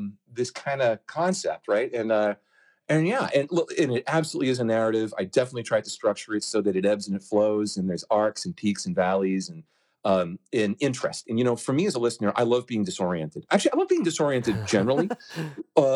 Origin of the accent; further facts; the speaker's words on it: Hampton, New Hampshire, United States; my hometown beach called Hampton Beach